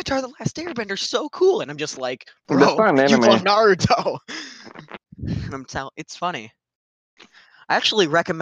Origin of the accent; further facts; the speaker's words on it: United States; Being the American that I am